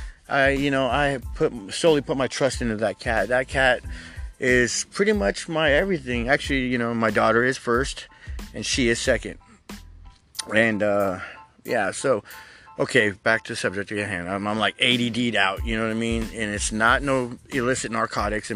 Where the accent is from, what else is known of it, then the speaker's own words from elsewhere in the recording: United States; I am American as apple fucking pie.